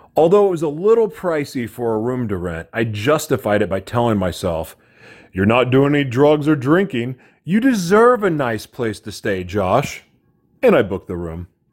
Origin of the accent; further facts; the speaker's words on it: Oklahoma City, Oklahoma, United States; moved away; I'm from Oklahoma City